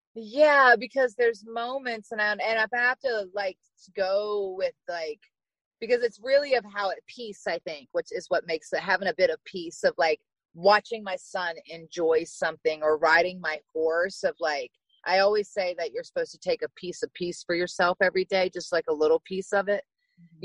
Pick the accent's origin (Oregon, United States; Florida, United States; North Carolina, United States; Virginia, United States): Virginia, United States; small town in; I'm from Virginia, so small town in Virginia. And I grew up riding horses